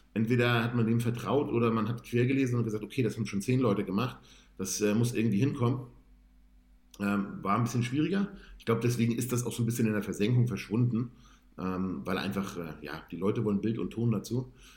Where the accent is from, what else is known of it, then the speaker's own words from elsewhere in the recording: Hamburg, Germany; ich komme ursprünglich aus, aus Bergedorf, da habe ich damals gewohnt und habe in Bergedorf damals trainiert